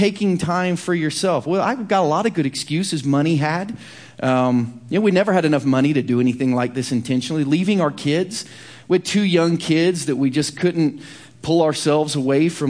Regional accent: Chillicothe, Ohio, United States; now in Kansas City, United States; my hometown of Chillicothe, Ohio

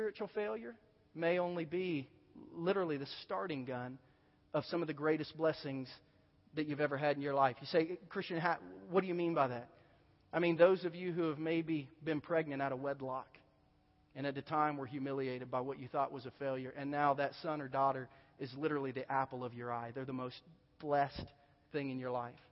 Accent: Southern Ohio, United States; moved away; I grew up in Southern Ohio, and I haven't been back there since

